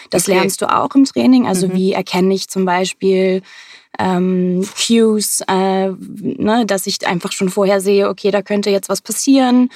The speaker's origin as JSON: {"language": "German", "region": "Hamburg", "country": "Germany", "tie": "born or raised there", "said": "aus Hamburg. Ich bin auch hier geboren, ähm, habe fast mein ganzes Leben lang hier gelebt"}